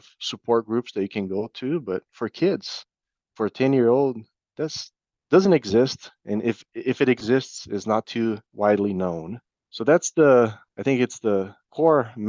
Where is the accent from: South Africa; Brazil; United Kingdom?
Brazil; now in Iowa, United States; At that time, I was still living in Brazil. I'm originally from Brazil, so my family was there.